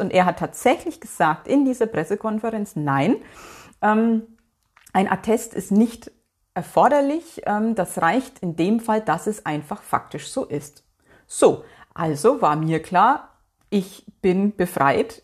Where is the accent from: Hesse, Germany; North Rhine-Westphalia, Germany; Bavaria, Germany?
North Rhine-Westphalia, Germany; bei uns in NRW